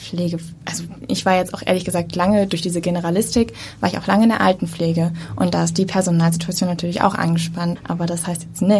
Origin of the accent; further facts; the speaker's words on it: Lübeck, Schleswig-Holstein, Germany; Ich komme eigentlich aus Lübeck